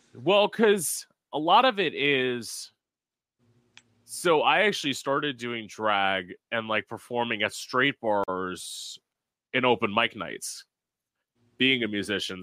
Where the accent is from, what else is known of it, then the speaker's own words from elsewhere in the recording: Florida, United States; I lived in Florida my whole life